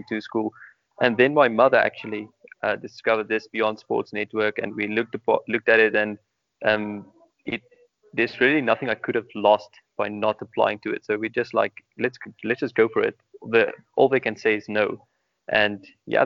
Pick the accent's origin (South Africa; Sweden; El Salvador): South Africa; born or raised there